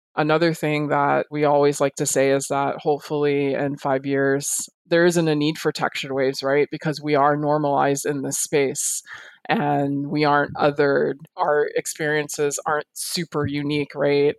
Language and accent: English; Miami, Florida, United States; I was born and raised in the state of Florida